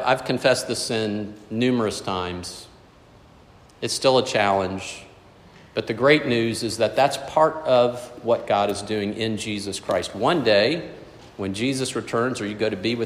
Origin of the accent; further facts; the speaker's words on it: South Florida, United States; growing up in South Florida